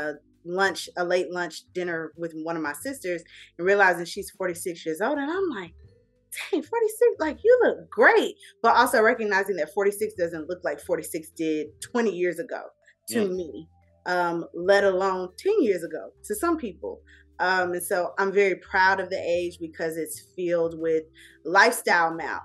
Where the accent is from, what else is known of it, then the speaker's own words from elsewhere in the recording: Atlanta, Georgia, United States; also born or lived in Tacoma, Washington / Germany / South Carolina / Texas; I am from Atlanta, Georgia. Southside, to be specific. Clayton County, made and raised